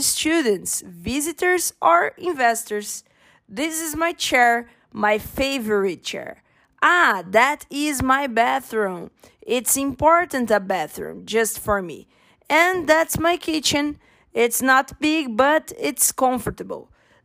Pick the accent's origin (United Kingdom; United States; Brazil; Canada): Brazil; I'm from Brazil